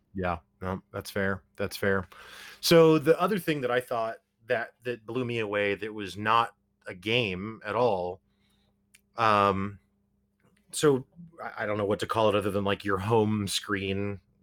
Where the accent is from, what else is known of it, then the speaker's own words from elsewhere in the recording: Springfield, Missouri, United States; we're both from Springfield, Missouri, we're from Podunk Nowhere